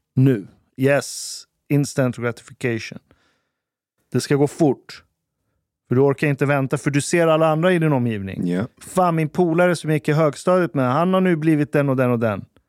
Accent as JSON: {"language": "Swedish", "country": "Sweden", "tie": "born or raised there", "said": "vi är uppvuxna i Sverige"}